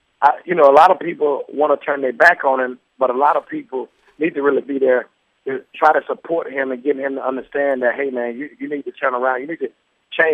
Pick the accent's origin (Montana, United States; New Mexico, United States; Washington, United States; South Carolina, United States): South Carolina, United States; Chester; I grew up in Chester.